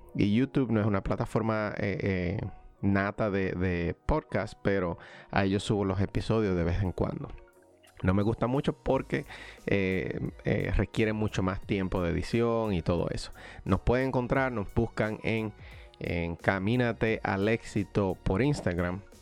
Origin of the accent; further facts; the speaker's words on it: Dominican Republic; moved away as an adult; now in United States; mi país natal, República Dominicana